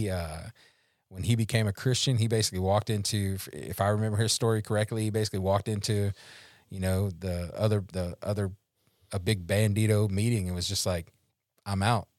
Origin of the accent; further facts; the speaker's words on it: Louisiana, United States; I'm from Louisiana